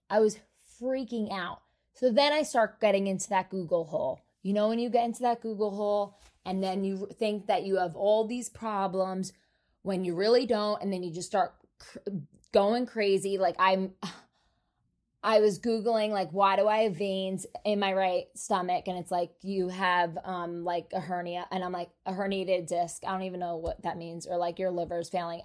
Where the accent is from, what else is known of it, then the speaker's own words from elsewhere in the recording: New Jersey, United States; I'm from Jersey